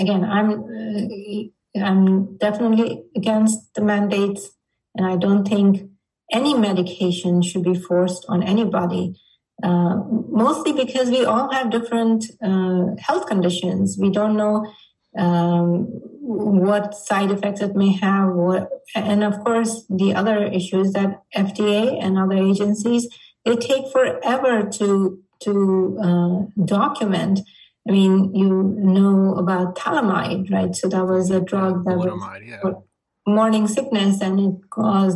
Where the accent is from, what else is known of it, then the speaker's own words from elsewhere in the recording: India; now in United States; growing up in India